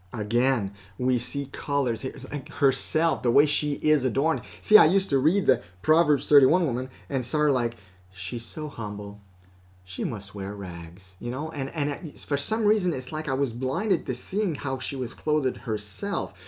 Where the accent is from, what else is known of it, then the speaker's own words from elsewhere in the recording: Canada; we're Canadian